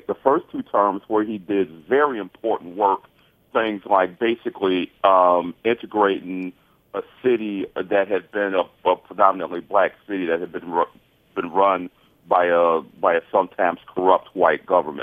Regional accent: Detroit, Michigan, United States; I was born in Detroit, and I was about 10 or so when Coleman Young was first elected.

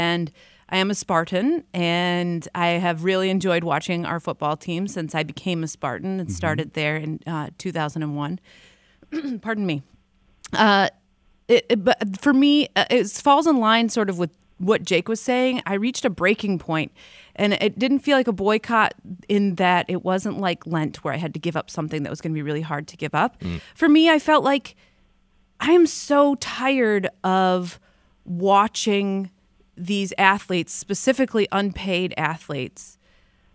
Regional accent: Ann Arbor, Michigan, United States; I grew up in Ann Arbor, in a college town

